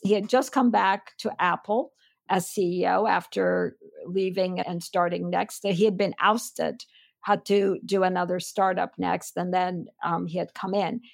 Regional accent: Istanbul, Turkey; moved away as an adult; also born or lived in Chicago / Stanford; I was born and raised in Istanbul. I'm full-blooded Armenian who grew up in Turkey.

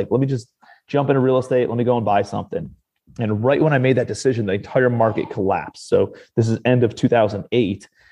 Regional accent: Cleveland, Ohio, United States; moved away as an adult; also born or lived in New York City; I'm from Cleveland, Ohio originally, but I moved out to New York City

